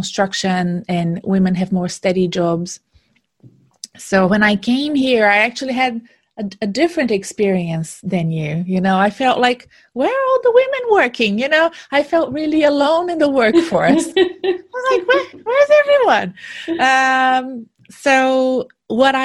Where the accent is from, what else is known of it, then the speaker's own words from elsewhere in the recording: Brazil; moved away as an adult; also born or lived in Silicon Valley, United States; now in Australia; when I decided to move away from my home country in Brazil and move to Australia